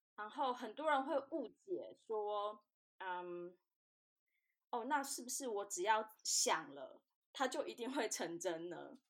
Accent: Taiwan; moved away as an adult; now in Australia; 所以当时就选择离台湾比较近的澳洲。那一方面也是因为我小时候已经有来过澳洲，我非常喜欢这边的。

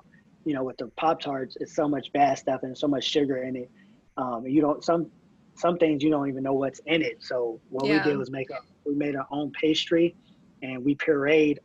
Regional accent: Moreno Valley, California, United States; also born or lived in Los Angeles; I'm from Moreno Valley, and all my family's from

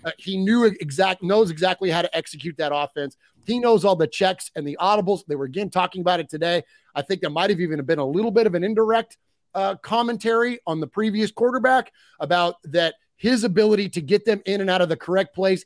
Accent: United States; I'm an American

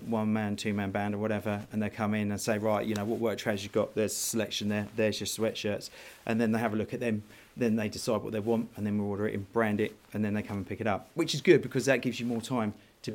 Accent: Worthing, South East England, United Kingdom; I'm from the south coast. I live in Worthing, West Sussex. I've lived there all my life.

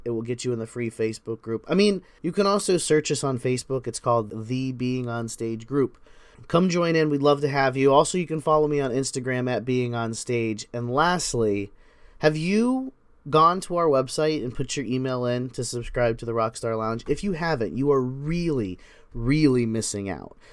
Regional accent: United States; I'm an American, so we call it soccer

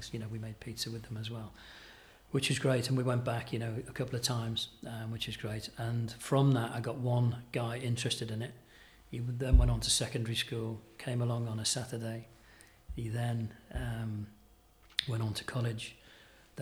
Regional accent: Merseyside, North West England, United Kingdom; moved away; I grew up in Merseyside

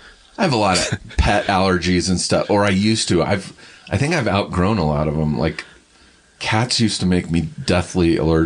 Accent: Riverside, California, United States; now in Los Angeles, United States; I grew up in Riverside, but I spent a lot of time in Beaumont and Banning because my grandparents lived out here.

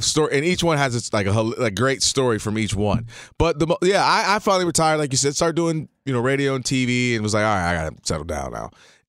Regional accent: Detroit, Michigan, United States; I'm coming from Detroit. I'm cool. I'm like, yo, what's up? … You know what I'm saying? Detroit, what's up?

